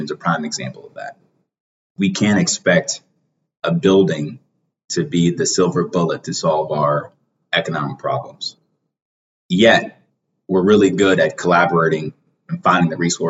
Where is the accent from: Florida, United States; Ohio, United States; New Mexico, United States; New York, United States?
Ohio, United States; Cleveland; growing up on Mount Pleasant, on 121st and Dove